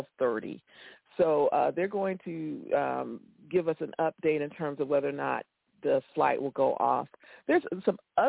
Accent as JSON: {"language": "English", "region": "Florida", "country": "United States", "tie": "born or raised there", "said": "I live in Florida. I grew up in Florida"}